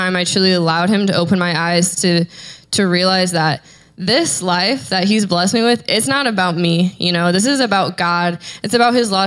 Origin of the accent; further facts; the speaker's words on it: Lakeville, Indiana, United States; I'm from Lakeville, Indiana, and I currently reside in Lakeville, Indiana with my parents